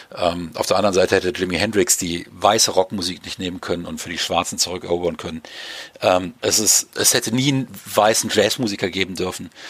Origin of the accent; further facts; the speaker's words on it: Germany; Ich darf als Deutscher